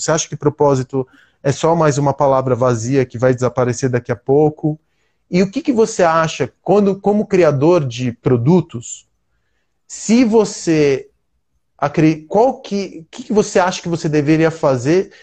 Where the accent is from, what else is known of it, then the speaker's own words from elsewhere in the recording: Brazil; aqui no Brasil a gente está num lugar de privilégio